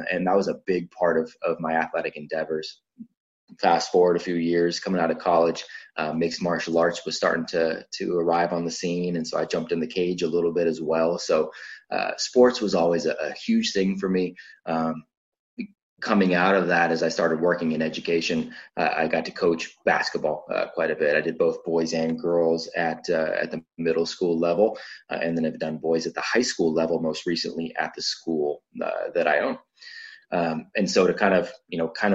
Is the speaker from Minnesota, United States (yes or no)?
no; Vacaville, California, United States; I grew up in Vacaville